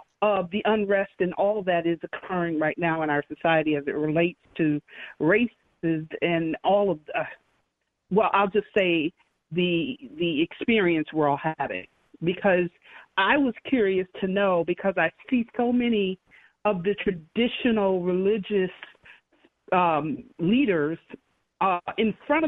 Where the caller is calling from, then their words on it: Illinois, United States; I'm actually calling from the northwest suburbs of the Chicago area.